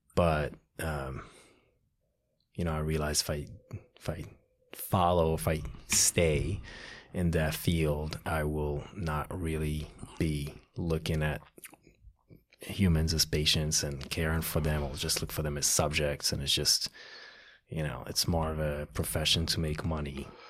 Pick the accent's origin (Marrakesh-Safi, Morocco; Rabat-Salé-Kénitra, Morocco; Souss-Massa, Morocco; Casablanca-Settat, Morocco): Casablanca-Settat, Morocco; Casablanca; now in United States; Morocco, Casablanca, Morocco